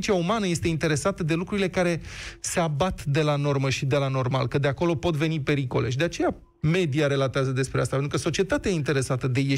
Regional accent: Bucharest, Romania

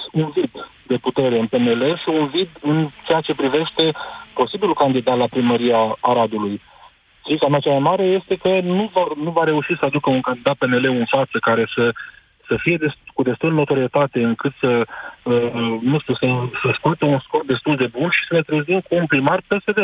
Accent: Arad, Arad County, Romania; sunt din Arad, nu din București

